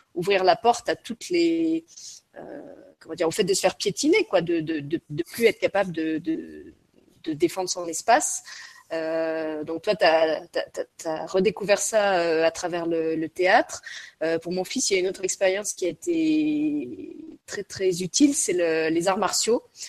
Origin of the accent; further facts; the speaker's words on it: Lorraine, Grand Est, France; je suis Lorraine et que je viens d'un pays, d'une région qui a été très très marquée par la guerre